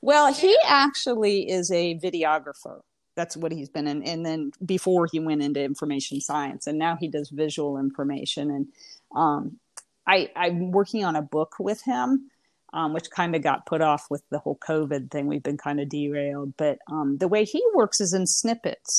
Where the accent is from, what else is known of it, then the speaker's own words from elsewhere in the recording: Indiana, United States; moved away as an adult; also born or lived in Florida; now in Alabama, United States; I'm originally from Indiana, born and raised.